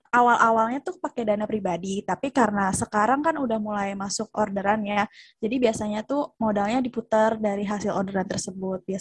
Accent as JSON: {"language": "Indonesian", "region": "Jakarta", "country": "Indonesia", "lives_now": "Yogyakarta, Indonesia", "said": "aku asal Jakarta"}